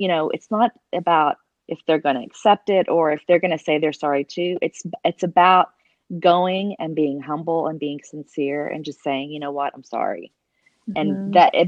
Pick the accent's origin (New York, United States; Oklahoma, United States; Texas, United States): Oklahoma, United States; accent: Southern; now in Colorado, United States; I'm Oklahoma.